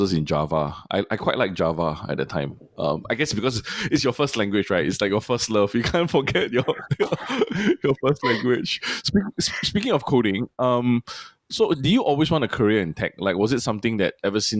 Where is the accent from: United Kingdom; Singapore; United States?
Singapore; as a Singaporean Chinese